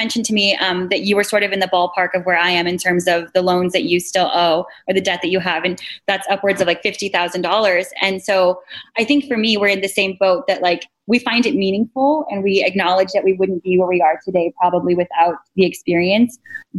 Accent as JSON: {"language": "English", "region": "Washington", "country": "United States", "said": "We're both from Washington State."}